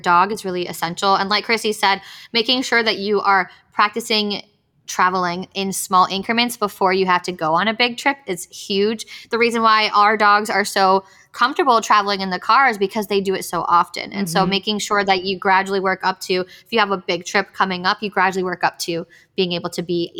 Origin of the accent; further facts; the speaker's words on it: Miami, Florida, United States; moved away; I'm from Miami too.